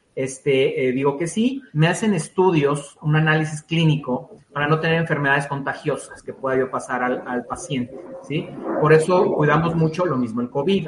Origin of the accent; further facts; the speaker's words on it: Mexico; como mexicanos eh, no tenemos la cultura de donación